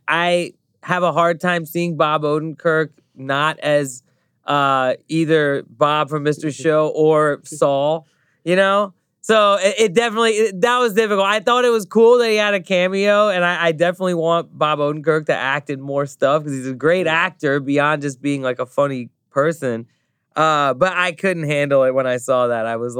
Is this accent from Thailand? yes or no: yes; Thailand; now in United States; I grew up in Thailand. I'm from a Pakistani family. You know, I lived in the United States for 20 some years now.